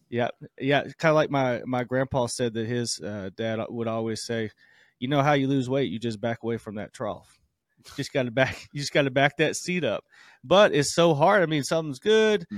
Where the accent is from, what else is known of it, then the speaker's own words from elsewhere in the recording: the South, United States; moved away; I'm from the South